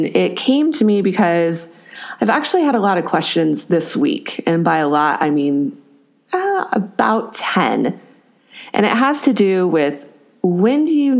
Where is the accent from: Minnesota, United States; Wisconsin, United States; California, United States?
California, United States; I am from California